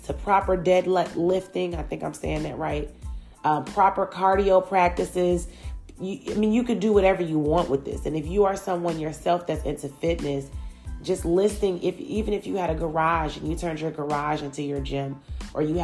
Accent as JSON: {"language": "English", "town": "Chicago", "region": "Illinois", "country": "United States", "tie": "born or raised there", "moved": "yes", "lives_now": "Atlanta, United States", "said": "I grew up in Chicago, Illinois, but living in Atlanta has truly introduced me to even more cultures than I saw back home."}